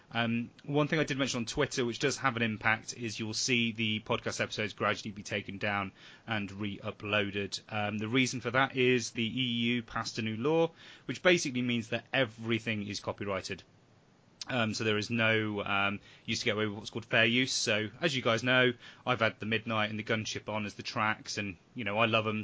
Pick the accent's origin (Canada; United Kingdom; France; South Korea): United Kingdom; England; we're English